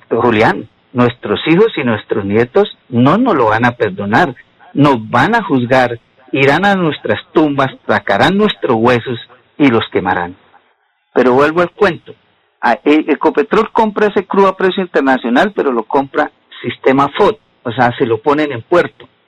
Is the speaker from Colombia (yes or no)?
yes; Colombia; Y yo tengo que pensar eso en mi país, porque esto es